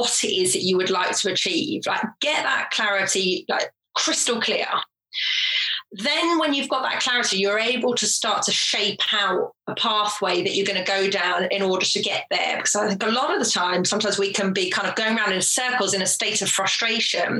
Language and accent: English; Jersey; also born or lived in England; I was born in England, but when I was three, my family moved to Jersey in the Channel Islands, tiny little island.